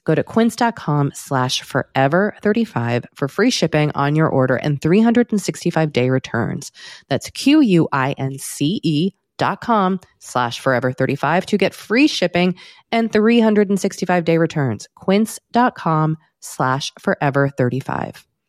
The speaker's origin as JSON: {"language": "English", "country": "United States", "said": "as an American, mm. as a white American."}